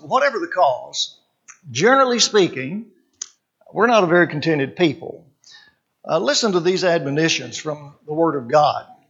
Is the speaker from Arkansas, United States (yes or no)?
yes; Arkansas, United States; born or raised there; also born or lived in California